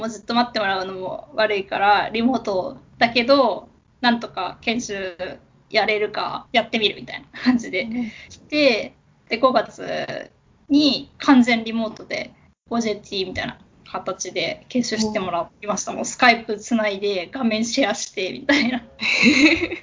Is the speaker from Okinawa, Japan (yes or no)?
no; Kanagawa, Japan; also born or lived in Tokyo / Kagoshima / Aichi; 出身は神奈川なんですけど、転勤族で神奈川、東京、鹿児島、愛知、また東京っていう感じでいろんなとこ住んで